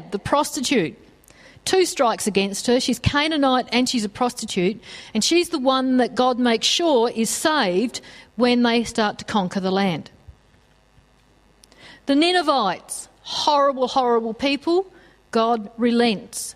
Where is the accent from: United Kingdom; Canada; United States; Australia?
Australia; us as Australian Christians